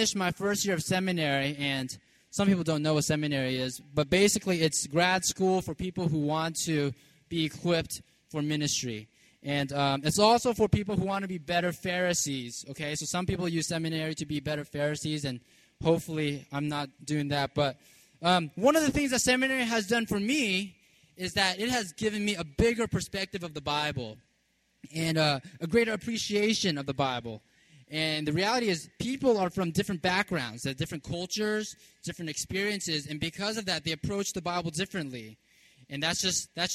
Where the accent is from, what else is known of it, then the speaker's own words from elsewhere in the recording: California, United States; also born or lived in New York / Virginia; now in Baltimore, United States; I grew up in California